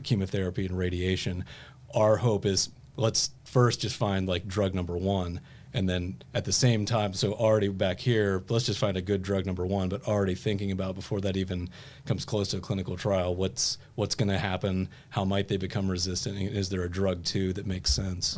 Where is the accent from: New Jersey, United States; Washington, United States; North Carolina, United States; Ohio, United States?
Ohio, United States; Fairfield; now in Indianapolis, United States; I grew up in Fairfield, Ohio